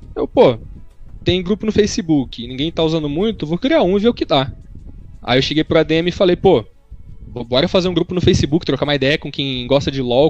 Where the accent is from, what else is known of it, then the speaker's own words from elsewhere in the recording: Horizontina, Rio Grande do Sul, Brazil; moved away; Eu sou de eu nasci em Horizontina, Rio Grande do Sul. Mas eu não morava em Horizontina, eu morava mais no interior do que Horizontina.